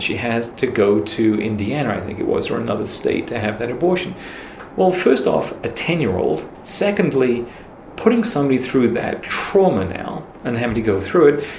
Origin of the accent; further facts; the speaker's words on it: York, Yorkshire and the Humber, United Kingdom; moved away as an adult; now in United States; I was born in York, England. I'm from here